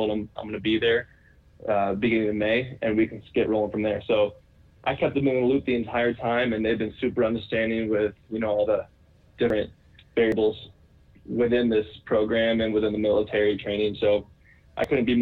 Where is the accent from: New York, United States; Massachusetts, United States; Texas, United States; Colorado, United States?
Colorado, United States; growing up in Colorado as a whole